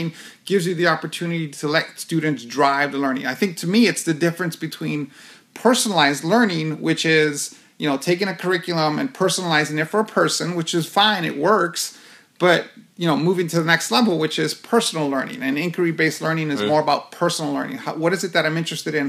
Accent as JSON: {"language": "English", "town": "New York City", "region": "New York", "country": "United States", "tie": "born or raised there", "moved": "yes", "lives_now": "Phoenix, United States", "said": "I was born and raised in Hell's Kitchen, New York"}